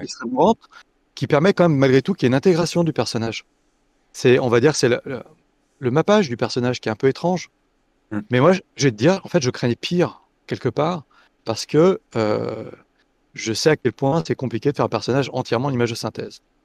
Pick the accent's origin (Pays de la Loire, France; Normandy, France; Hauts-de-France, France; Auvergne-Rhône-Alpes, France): Auvergne-Rhône-Alpes, France; Lyon; étant lyonnais